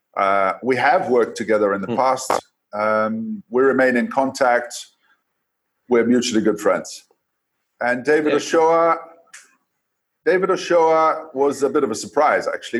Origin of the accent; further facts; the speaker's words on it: Coast, Kenya; now in Tanzania; I was born in Kenya. Um, I now live in Tanzania, but I was born in Kenya, and my youth. Uh, I was in Kenya, uh, growing up along the coast